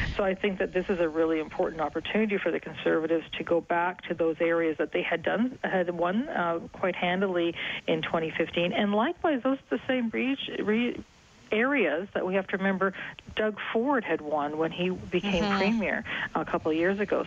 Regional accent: Alberta, Canada; now in Eastern Canada, Canada; I grew up in Alberta

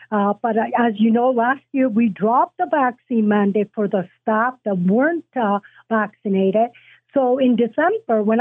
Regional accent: Italy; Uh, matter of fact, I came from Italy.

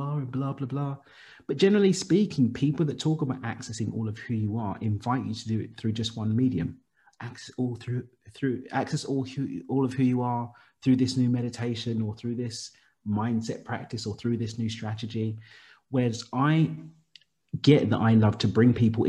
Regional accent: London, United Kingdom; child of Zimbabwean immigrants born and raised in East London in the UK

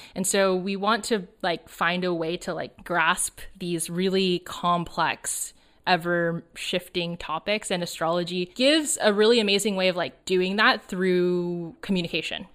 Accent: suburb of Los Angeles, Southern California, United States; I grew up in Southern California, uh, in a suburb of Los Angeles

